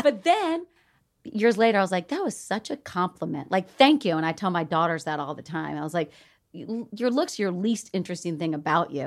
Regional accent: the South, United States; accent: Southern; moved away; I'm from the South

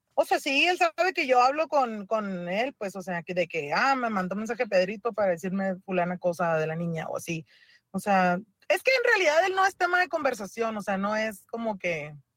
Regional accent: Mexicali, Baja California, Mexico; yo soy de Mexicali

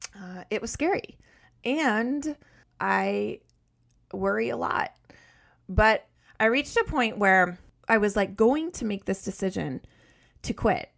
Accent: Colorado, United States; moved away as an adult; also born or lived in north of Boston; now in Massachusetts, United States; I grew up in Colorado and lived there until I graduated from college.

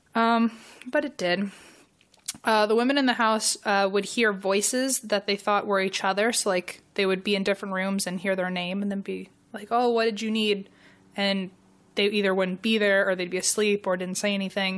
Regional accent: Virginia, United States; I'm from Virginia.

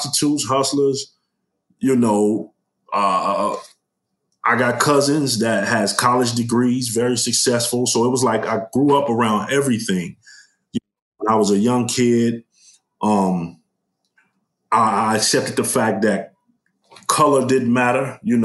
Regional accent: Chicago, Illinois, United States; West Garfield Park, also known as K-Town? That's the area I'm from.

